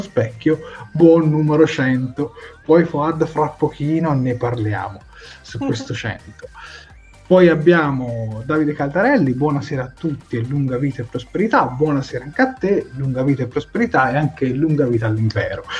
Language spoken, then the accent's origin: Italian; Prato, Tuscany, Italy; io sono di Prato